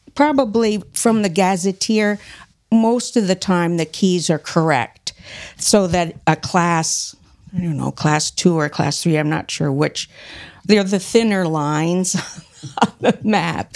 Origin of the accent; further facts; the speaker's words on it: Middlebury, Vermont, United States; also born or lived in Illinois / upstate New York; I grew up in Middlebury